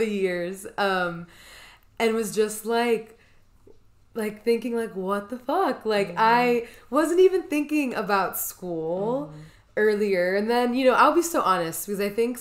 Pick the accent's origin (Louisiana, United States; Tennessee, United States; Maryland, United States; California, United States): Tennessee, United States; Columbia; moved away as an adult; now in Nashville, United States; we grew up together in Columbia, Tennessee